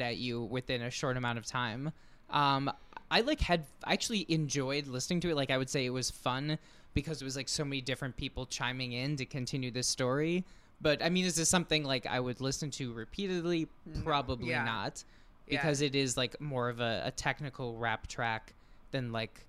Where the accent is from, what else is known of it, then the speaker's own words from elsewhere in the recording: Saint Paul, Minnesota, United States; moved away; I grew up in St. Paul, which is the twin city of Minneapolis